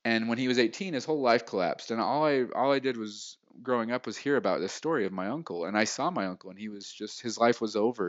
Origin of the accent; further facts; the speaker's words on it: Salt Lake City, Utah, United States; moved away as an adult; also born or lived in California; I'm from Salt Lake City, Utah